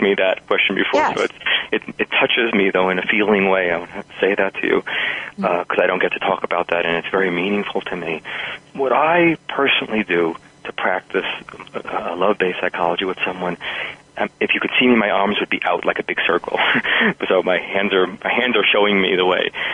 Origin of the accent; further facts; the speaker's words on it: New York, United States; now in New Mexico, United States; New York, which is my hometown. Some people will hear that in my pace and style and accent